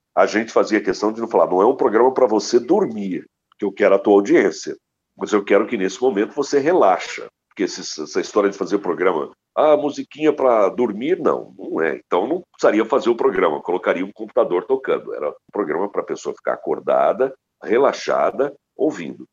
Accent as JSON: {"language": "Portuguese", "area": "Ribeirão Preto region", "region": "São Paulo", "country": "Brazil", "moved": "as an adult", "lives_now": "São Paulo, Brazil", "said": "sou da região de Ribeirão Preto"}